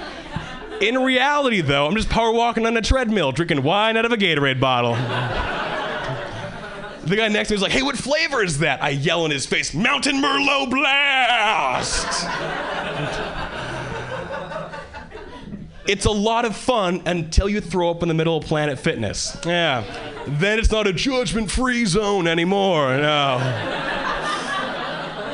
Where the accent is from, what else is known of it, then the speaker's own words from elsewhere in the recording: Hawaii, United States; moved away as an adult; now in Boston, United States; I was born and raised in Hawaii, and 3 years ago, I moved to Boston